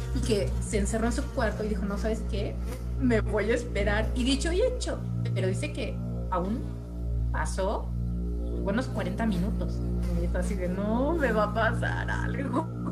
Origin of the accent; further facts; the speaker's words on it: Mexico; yo soy de México